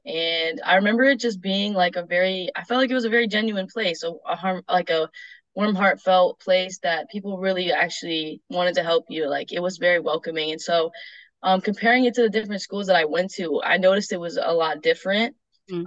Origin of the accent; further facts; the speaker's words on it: Ithaca, New York, United States; I'm from Ithaca, New York, um, and I'm now attending Roberts Wesleyan University